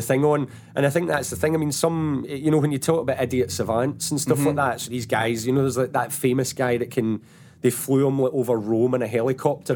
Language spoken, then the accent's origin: English; Paisley, Scotland, United Kingdom; I come from Paisley as well